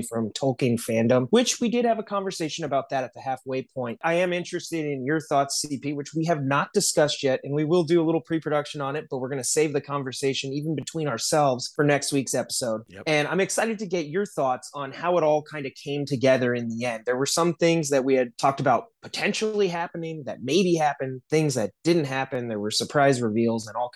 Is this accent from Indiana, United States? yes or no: yes; South Bend, Indiana, United States; now in Los Angeles, United States; I'm in LA, but I'm from South Bend.